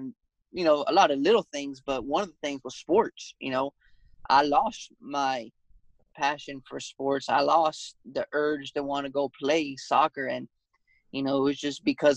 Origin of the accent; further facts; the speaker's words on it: Athens, Georgia, United States; also born or lived in Las Vegas, Nevada / Texas; I am from Athens, Georgia